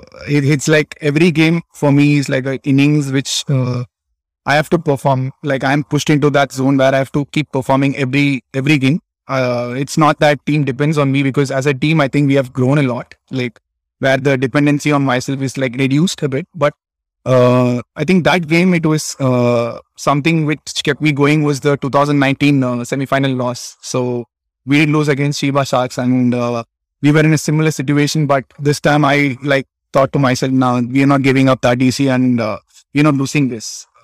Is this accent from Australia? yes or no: no; Chennai, Tamil Nadu, India; moved away as an adult; now in Japan; I was born and brought up in Chennai.